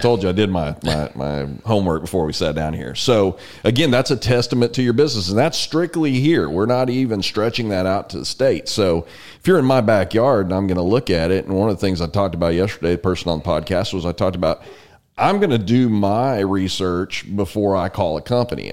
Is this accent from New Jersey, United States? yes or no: no; San Antonio, Texas, United States; I grew up in San Antonio.